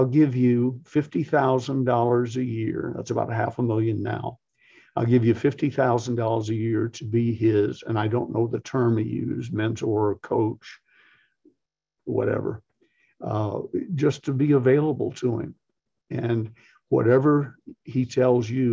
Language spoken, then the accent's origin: English; the South, United States; I'm from the South